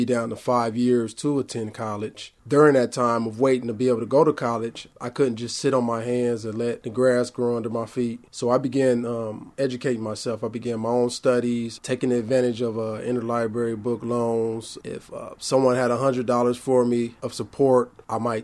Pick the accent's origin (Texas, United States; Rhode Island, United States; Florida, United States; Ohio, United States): Ohio, United States; Hamilton; now in Columbus, United States; my hometown of Hamilton